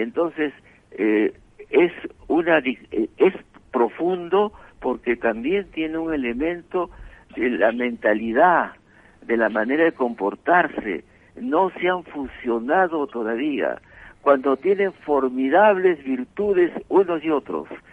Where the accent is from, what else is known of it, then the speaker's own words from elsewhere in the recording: Abancay, Apurímac, Peru; moved away; nací en Abancay, cerca del Cusco, y mis parientes eran de ese lado